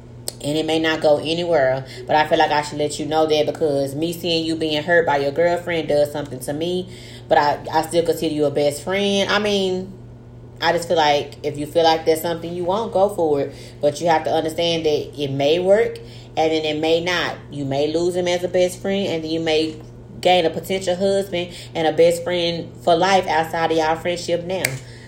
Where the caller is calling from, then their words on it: Tyler, Texas, United States; I'm writing in from Tyler, Texas.